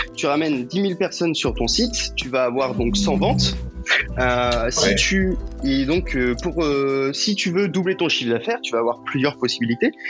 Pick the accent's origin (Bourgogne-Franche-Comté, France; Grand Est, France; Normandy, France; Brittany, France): Brittany, France; je suis breton